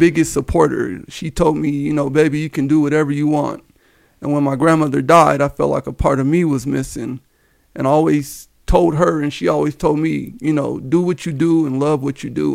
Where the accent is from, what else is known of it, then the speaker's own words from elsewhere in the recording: Denver, Colorado, United States; Born and raised in, uh, Denver, Colorado. I grew up in the Park Hill area